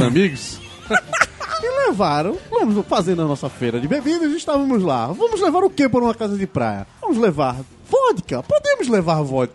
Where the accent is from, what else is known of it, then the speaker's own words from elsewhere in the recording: Ceará, Brazil; now in Recife, Brazil; O pessoal daqui de casa, primeiramente, somos cearenses. Então, o que se tinha era Fortaleza e minha família nem de Fortaleza é, de Sobral